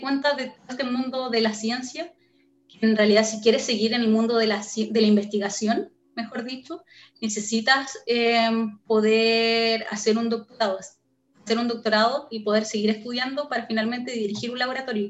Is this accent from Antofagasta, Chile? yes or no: yes; Antofagasta, Chile; moved away as an adult; also born or lived in Iquique / Calama / Santiago; now in United States; Yo nací en Antofagasta, en el norte de Chile, pero viví en Iquique, Calama y Antofagasta. No, no, me recorrí el norte